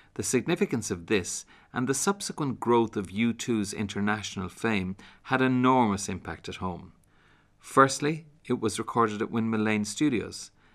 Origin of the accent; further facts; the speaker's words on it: Ireland; as an Irishman